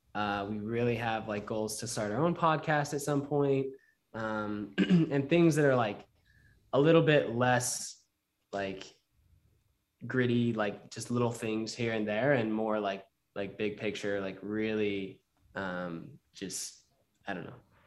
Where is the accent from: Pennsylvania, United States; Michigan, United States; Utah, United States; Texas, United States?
Utah, United States; I was raised in Utah